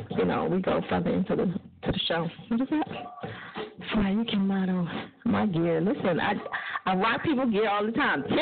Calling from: Fort Lauderdale, Florida, United States; Fort Lauderdale, yes.

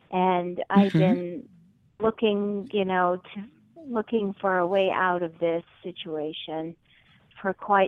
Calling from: New York, United States; I'm calling from New York.

